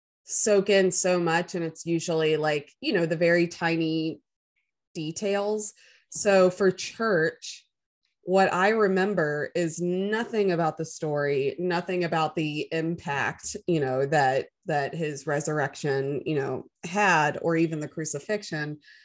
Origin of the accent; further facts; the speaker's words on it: the Bible Belt, United States; growing up in the Bible Belt